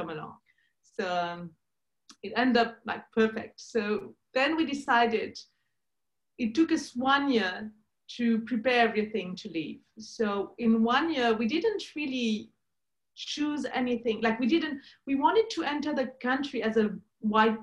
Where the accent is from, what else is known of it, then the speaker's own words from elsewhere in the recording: Switzerland; moved away as an adult; we're from Switzerland